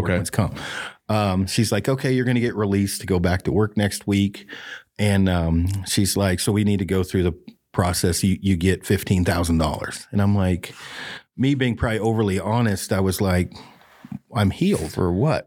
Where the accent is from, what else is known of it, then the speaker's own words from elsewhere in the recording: Detroit Lake, Oregon, United States; Oregon, yep. Uh, Detroit Lake, Oregon